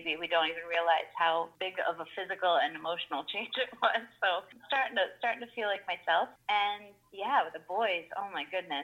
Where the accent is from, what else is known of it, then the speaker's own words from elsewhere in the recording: Michigan, United States; now in New York City, United States; I grew up in Michigan